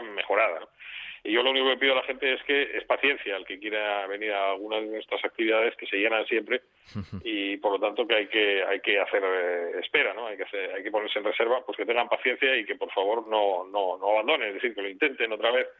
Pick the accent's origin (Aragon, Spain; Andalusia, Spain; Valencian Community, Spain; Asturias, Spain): Asturias, Spain; Mieres; todos los que somos de Mieres de cierta edad